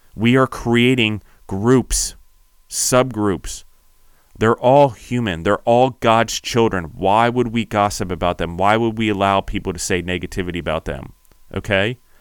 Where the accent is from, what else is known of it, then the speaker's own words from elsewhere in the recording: United States; When I call myself an Italian American